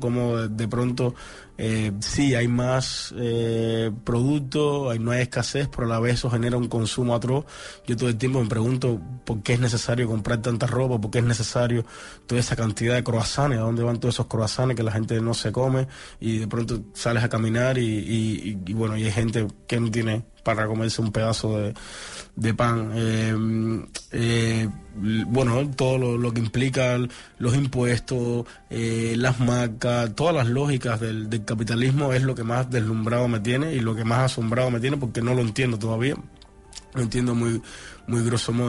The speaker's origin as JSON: {"language": "Spanish", "country": "Cuba", "moved": "as an adult", "lives_now": "Barcelona, Spain"}